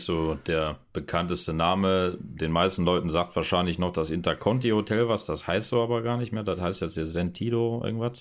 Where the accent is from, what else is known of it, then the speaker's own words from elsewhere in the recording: Germany; bei uns zu Hause in Deutschland